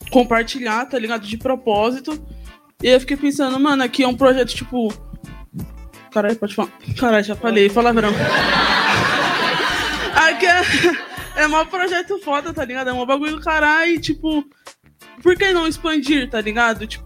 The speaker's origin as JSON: {"language": "Portuguese", "region": "São Paulo", "country": "Brazil", "said": "eu sou do Ceasa, eu sou da favela do Ceasa, sou da Zona Oeste"}